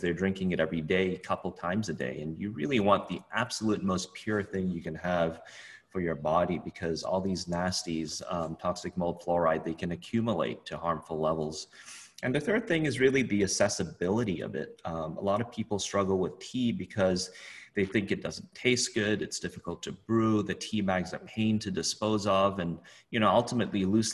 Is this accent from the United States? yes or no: no; Hong Kong; I grew up in Hong Kong.